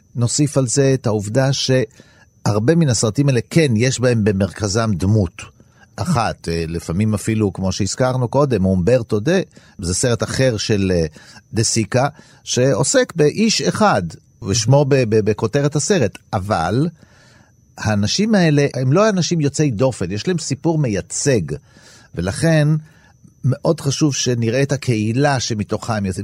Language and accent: Hebrew; Israel; אני נולדתי בארץ, אבל כן, אני בן למהגרים מאיטליה